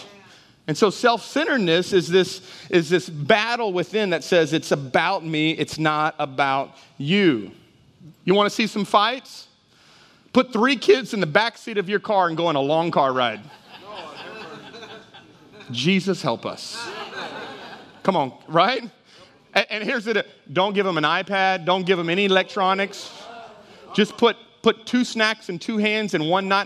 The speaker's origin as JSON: {"language": "English", "region": "Texas", "country": "United States", "tie": "born or raised there", "also_born_or_lived": "Houston, Texas / Dallas, Texas", "moved": "yes", "lives_now": "Jennings, United States", "said": "I grew up in Texas. City of Houston, grew up in Dallas, and then I came to Louisiana"}